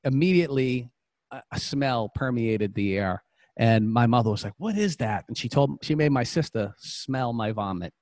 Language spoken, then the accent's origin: English; Boston, Massachusetts, United States; I'm from Boston, Massachusetts. And, you know, I grew up in a home.